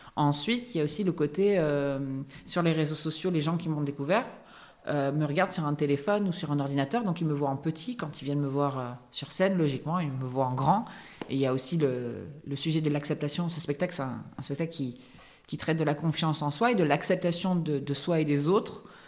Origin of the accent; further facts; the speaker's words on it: Correns, Provence-Alpes-Côte d'Azur, France; moved away; à Corence, dans mon village natal